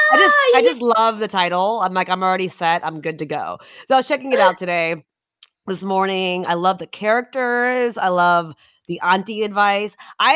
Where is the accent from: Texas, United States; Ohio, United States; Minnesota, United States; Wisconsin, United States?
Texas, United States; moved away; because your accent it's probably kind of like mine, where like I grew up in Texas, but it's kind of like neutralized because I've left for so long.